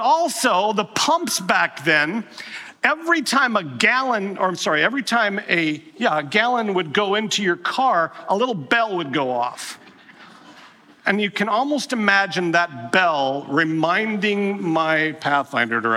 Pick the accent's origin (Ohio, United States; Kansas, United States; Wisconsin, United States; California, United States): Wisconsin, United States; growing up in Wisconsin